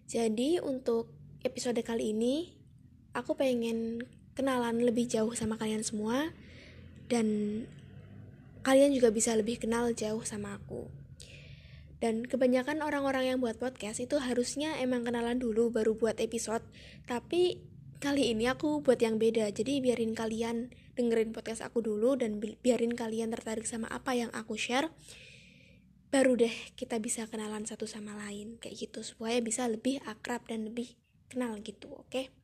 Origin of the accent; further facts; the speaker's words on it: Yogyakarta, Special Region of Yogyakarta, Indonesia; aku anak pertama dari dua bersaudara dan aku asli dari Yogyakarta.